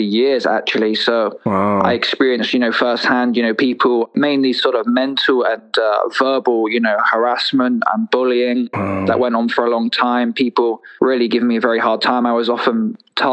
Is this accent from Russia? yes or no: no; south coast of England, United Kingdom; I grew up in England, so I'm from the south coast of England